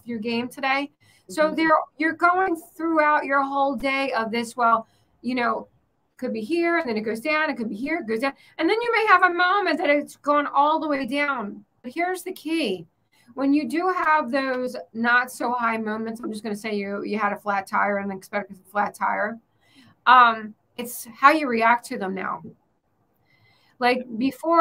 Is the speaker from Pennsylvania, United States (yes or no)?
yes; Pennsylvania, United States; now in Florida, United States; I grew up in Pennsylvania where you are